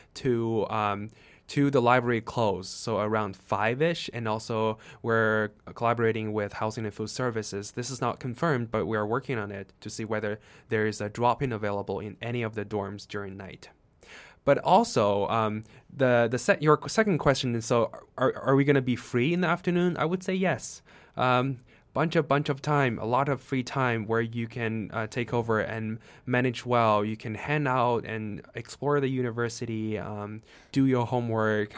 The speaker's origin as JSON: {"language": "English", "country": "China", "second_language": "English", "moved": "yes", "said": "I come from China."}